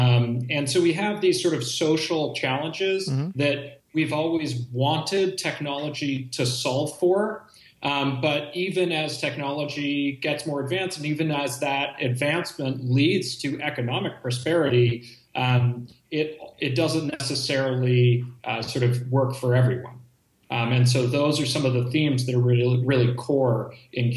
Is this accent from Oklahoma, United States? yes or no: no; Bay Area, California, United States; born and raised in the Bay Area